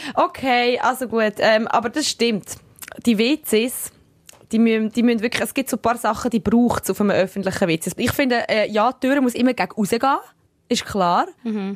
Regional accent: Switzerland; accent: Swiss German; also born or lived in Sicily; wie ich Schweizerdeutsch, Englisch rede

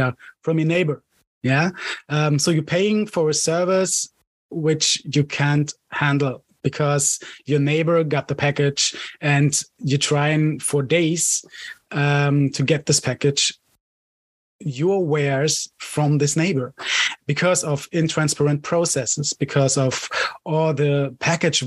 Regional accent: Cologne, North Rhine-Westphalia, Germany; I'm from Germany, Cologne

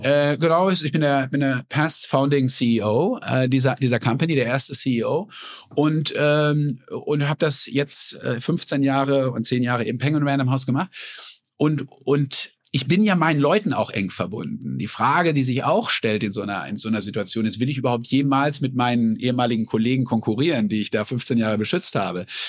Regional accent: Sauerland, North Rhine-Westphalia, Germany; moved away as an adult; now in United States; Also ich bin ja in den 70er Jahren in einem gesunden sozialdemokratischen Haushalt im Sauerland groß geworden

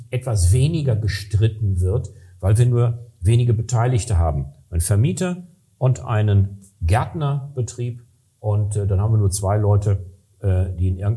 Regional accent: Recklinghausen, North Rhine-Westphalia, Germany; da hatten wir in Nordrhein-Westfalen, ich komme aus Recklinghausen, das ist ein relativ schneearmes Gebiet

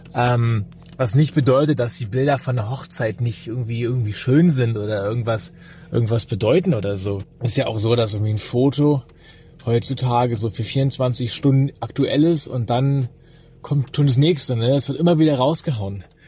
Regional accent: Berlin, Germany; ich komme aus Berlin, bin, wie gesagt, hier geboren, wohne hier

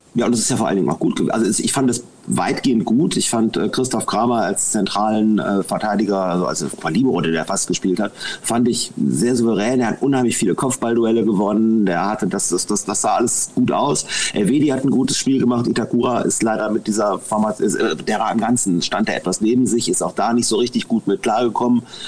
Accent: Mönchengladbach, North Rhine-Westphalia, Germany; ich komme aus Mönchengladbach, ich bin mehr oder weniger im Schatten des Bökelberg groß geworden

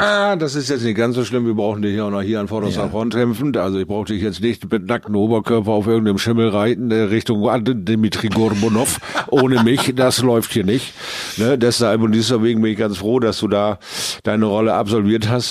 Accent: Bremerhaven, Bremen, Germany; zu Hause in Bremerhaven

